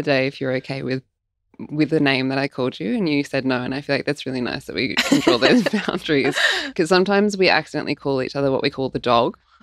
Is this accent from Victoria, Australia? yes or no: yes; Melbourne, Victoria, Australia; when I was growing up in Melbourne as like a 20 something year old